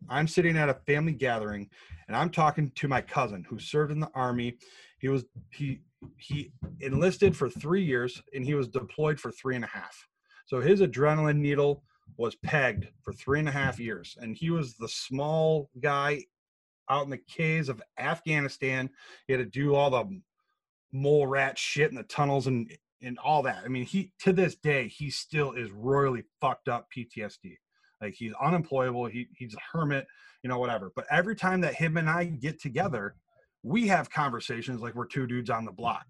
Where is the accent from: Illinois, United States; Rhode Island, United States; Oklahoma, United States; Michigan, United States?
Michigan, United States; Grand Rapids; born and raised in Grand Rapids, um, uh, Michigan